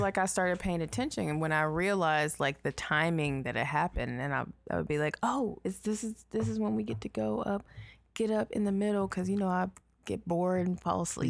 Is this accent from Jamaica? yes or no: no; Nigeria; I'm Nigerian